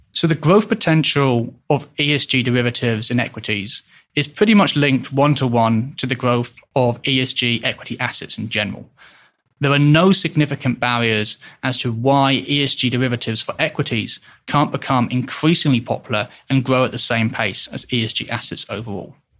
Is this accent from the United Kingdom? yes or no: yes; England, United Kingdom; moved away as an adult; also born or lived in Hong Kong; now in Switzerland; originally I am from England, but I've left the country in two thousand and twelve to live in both Hong Kong and Switzerland.